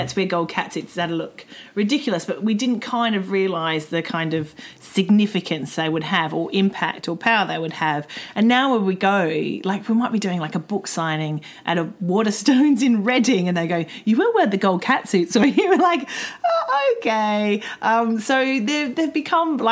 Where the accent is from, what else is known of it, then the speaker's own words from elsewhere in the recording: Australia; moved away; I came from Australia, which is a very sporty culture.